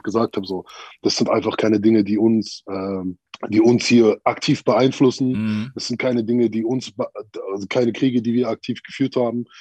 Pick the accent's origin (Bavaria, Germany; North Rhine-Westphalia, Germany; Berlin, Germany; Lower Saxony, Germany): Berlin, Germany; Ich bin ja. in der Thermosiedlung aufgewachsen, da wo Samra auch herkommt